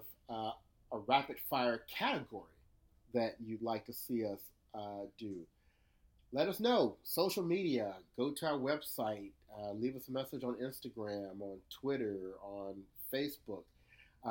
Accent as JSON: {"language": "English", "country": "United States", "said": "as an American"}